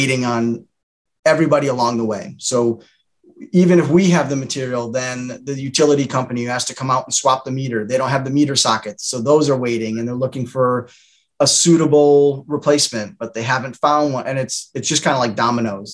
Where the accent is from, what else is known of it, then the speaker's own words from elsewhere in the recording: Windsor, Connecticut, United States; I was born and raised in Windsor, Connecticut